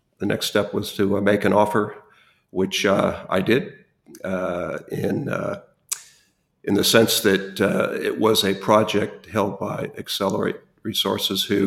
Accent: Los Angeles, California, United States; moved away as an adult; also born or lived in Western Australia; now in Australia; I was born and raised in Los Angeles, California

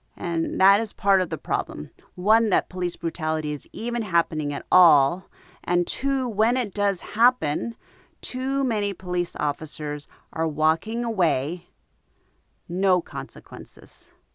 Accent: United States; I was born in the United States. My parents were not.

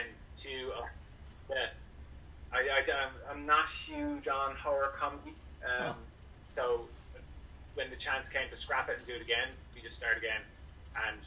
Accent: Ireland; I'm from Ireland, so we're such a small country

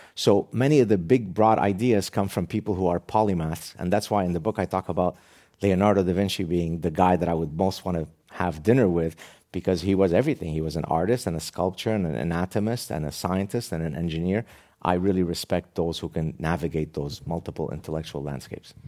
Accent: Lebanon; moved away; my very tragic childhood growing up in the Lebanese Civil War

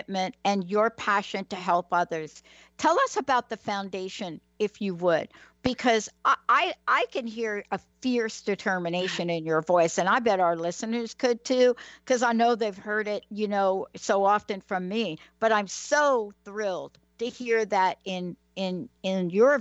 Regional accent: New York City, New York, United States; also born or lived in New Jersey; now in Washington, United States; I'm a kid from the Bronx, New York.

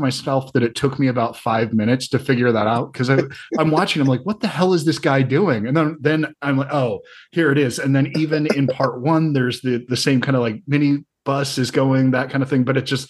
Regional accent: the South, United States; I'm from the South

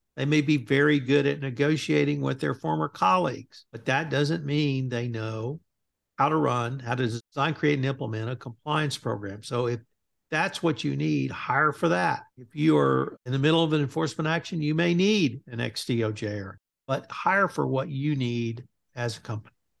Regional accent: Bryan, Texas, United States; my hometown of Bryan, Texas

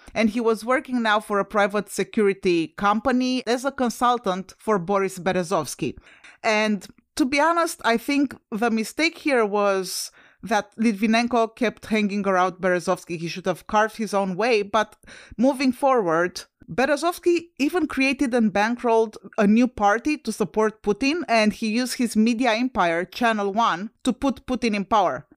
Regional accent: Romania; moved away; I'm originally from Romania and Romania is a former U S S R satellite country

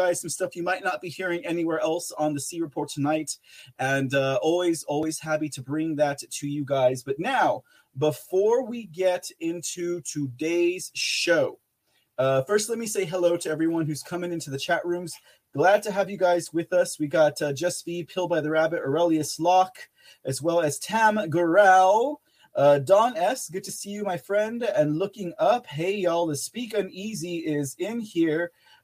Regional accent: San Antonio, Texas, United States; my own hometown of San Antonio, Texas

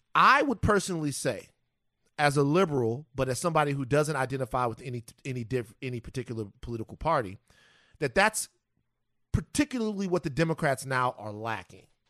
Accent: Baton Rouge, Louisiana, United States; from South Baton Rouge, Louisiana

